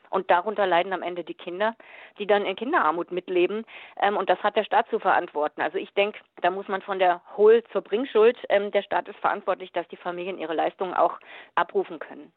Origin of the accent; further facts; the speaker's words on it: Germany; bei uns in Deutschland